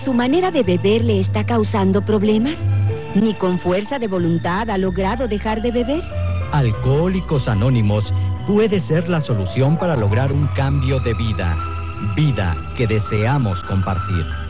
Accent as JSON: {"language": "Spanish", "country": "Colombia", "said": "de Colombia, cantautor de música popular colombiana"}